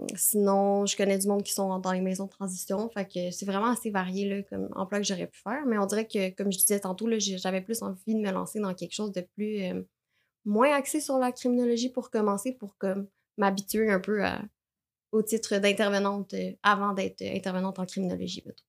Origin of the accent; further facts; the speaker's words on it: Terrebonne, Quebec, Canada; je viens de Lachenay